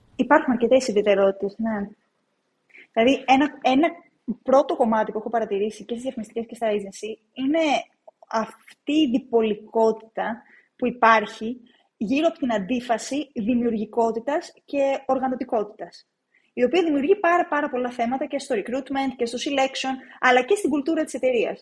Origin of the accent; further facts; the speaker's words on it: Agrinio, Western Greece, Greece; moved away as an adult; now in Athens, Greece; δεν είμαι από την Αθήνα, είμαι από το Αγρίνιο, στην Εντολοκαρνανία, εκεί μεγάλωσα.